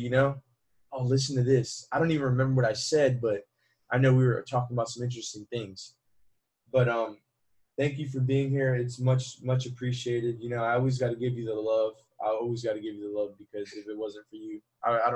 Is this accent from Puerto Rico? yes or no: yes; Puerto Rico; also born or lived in United States; I'm from Puerto Rico. So as a Puerto Rican, I'm part of the Commonwealth